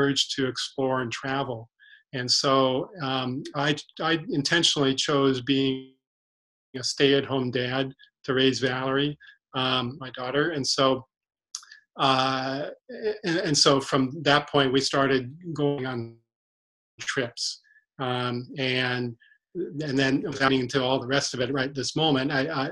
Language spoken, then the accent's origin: English; San Diego, California, United States; moved away as an adult; now in Bellingham, United States; I grew up in San Diego, which doesn't have much wilderness at all